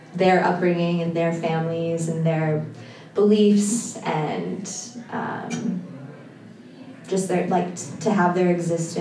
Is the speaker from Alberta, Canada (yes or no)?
no; Toronto, Ontario, Canada; I grew up in Toronto, born and raised.